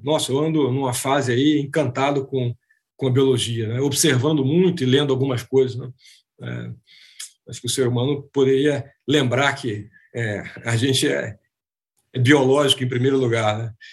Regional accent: Rio de Janeiro, Brazil; moved away as an adult; also born or lived in Argentina / Uruguay / Recife / São Paulo; Eu nasci e cresci no Rio, né?

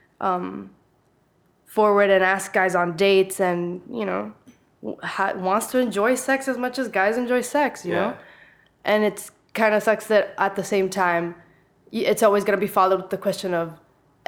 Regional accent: Honduras; now in San Jose, Costa Rica; I was born in Honduras, and now I live in San Jose, Costa Rica

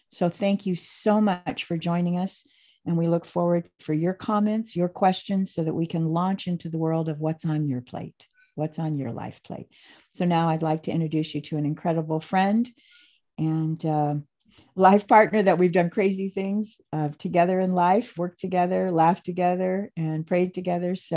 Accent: Phoenix, Arizona, United States; I was really blessed when I first moved to the Pacific Northwest because I was from Phoenix, Arizona um, San Diego, Las Vegas.

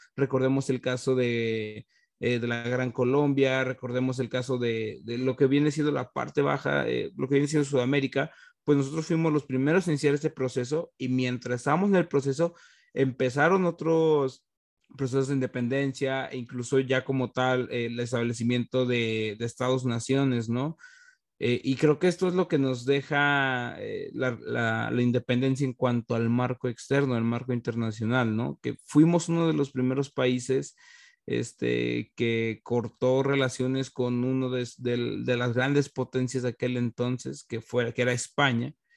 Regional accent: Mexico

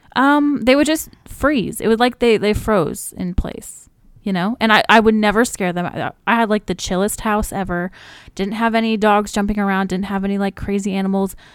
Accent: Alaska, United States; I was born in Alaska

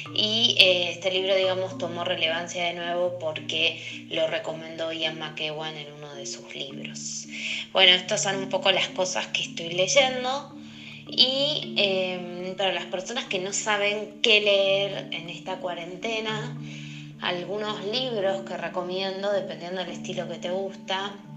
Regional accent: Argentina; moved away as an adult; now in Lima, Peru; Soy argentina y hace un año y medio que estoy viviendo en Lima.

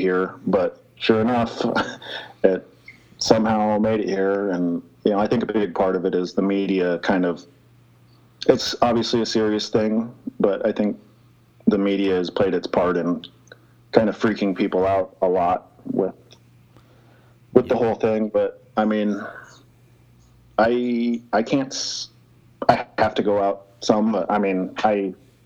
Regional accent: rural Nebraska, United States; moved away as an adult; I grew up in rural Nebraska. Like, my hometown is, I think on the sign it says like 800 some, like 860 some people, maybe

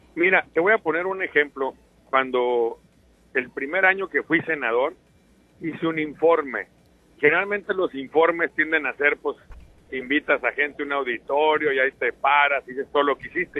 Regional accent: Sinaloa, Mexico; yo soy un sinaloense como cualquier otro.

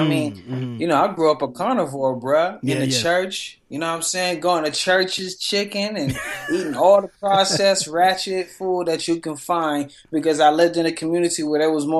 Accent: Denver, Colorado, United States; I was born in Five Points, Denver, Colorado, Wild Wild West.

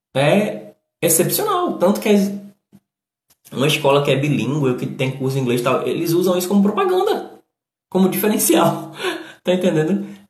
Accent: Northeast Region, Brazil; accent: nordestino

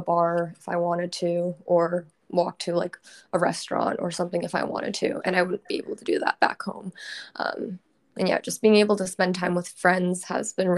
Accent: Portland, Oregon, United States; moved away as an adult; also born or lived in Tacoma, Washington; now in Seattle, United States; I'm actually from Portland, Oregon, and I grew up there

